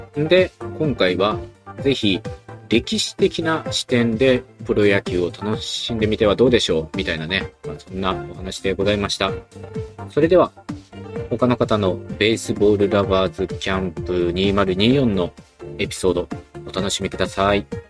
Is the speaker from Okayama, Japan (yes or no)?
yes; Okayama, Japan; 私はね、出身岡山なので